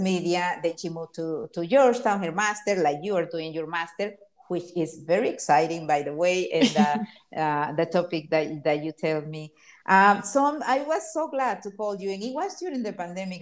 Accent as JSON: {"language": "English", "country": "Honduras", "also_born_or_lived": "Miami, United States", "moved": "yes", "lives_now": "Los Angeles, United States", "said": "I came to Miami from Honduras, my country, in in 1988"}